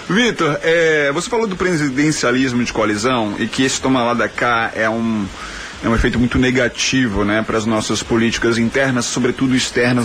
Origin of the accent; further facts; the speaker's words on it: Belo Horizonte, Minas Gerais, Brazil; moved away; lá de Belo Horizonte, minha terra natal